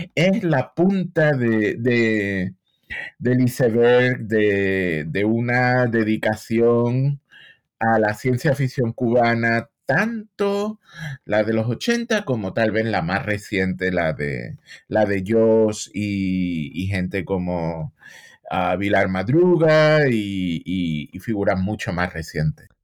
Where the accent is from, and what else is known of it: Seville, Andalusia, Spain; moved away as an adult; now in United States